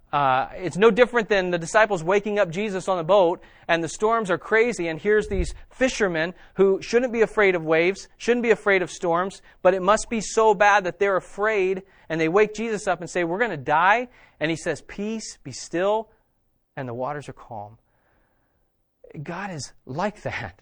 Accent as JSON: {"language": "English", "region": "West Virginia", "country": "United States", "said": "I am from West Virginia."}